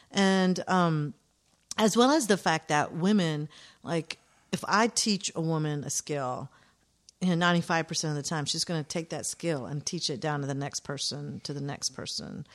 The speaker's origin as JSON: {"language": "English", "town": "Atlanta", "region": "Georgia", "country": "United States", "tie": "born or raised there", "said": "growing up in Atlanta"}